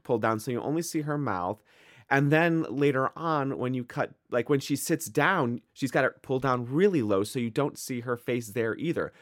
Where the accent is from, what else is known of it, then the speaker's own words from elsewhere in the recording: Midwest, United States; accent: Midwestern; I am from the Midwest